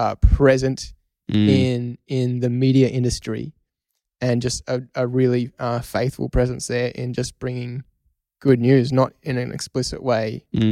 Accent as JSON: {"language": "English", "country": "Australia", "said": "We're Australian, mate."}